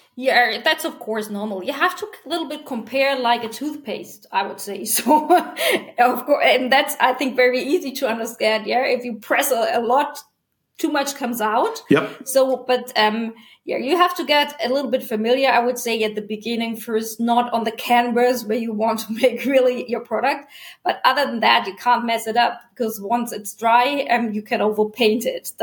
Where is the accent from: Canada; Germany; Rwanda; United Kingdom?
Germany; also born or lived in Cape Ann, Massachusetts, United States; I was born in Germany and raised there